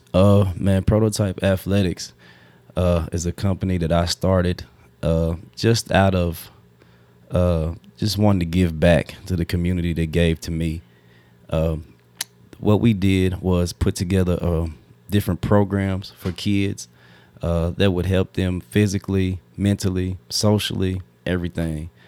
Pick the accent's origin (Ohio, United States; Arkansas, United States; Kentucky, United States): Kentucky, United States; Frankfort; growing up in Frankfort, a small town, everybody knows everybody